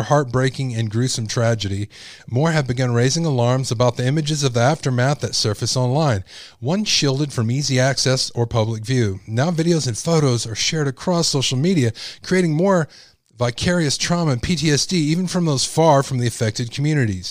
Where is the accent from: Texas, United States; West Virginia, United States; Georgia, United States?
Texas, United States; moved away; also born or lived in California; I grew up in Texas